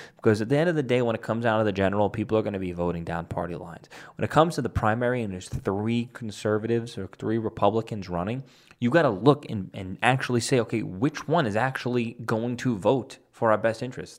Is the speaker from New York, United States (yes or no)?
yes; New York City, New York, United States; my hometown of Staten Island, New York